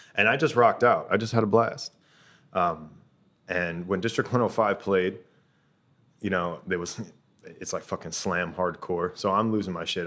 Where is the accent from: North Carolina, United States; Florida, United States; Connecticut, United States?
Florida, United States; Tampa; moved away as an adult; now in Ho Chi Minh City, Vietnam; I'm originally from Tampa, Florida